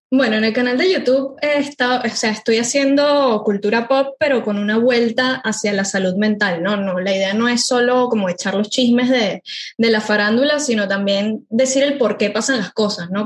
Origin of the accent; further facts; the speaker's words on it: Venezuela; moved away as an adult; now in Buenos Aires, Argentina; yo soy de Venezuela, vivo hace cuatro años en Buenos Aires